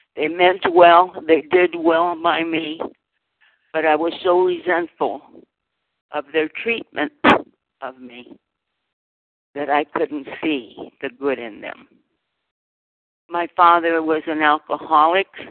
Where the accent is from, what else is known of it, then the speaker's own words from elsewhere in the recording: Fresno, California, United States; now in Southern California, United States; I was born in Fresno, California, of migrant farm worker parents in the fields of the San Joaquin Valley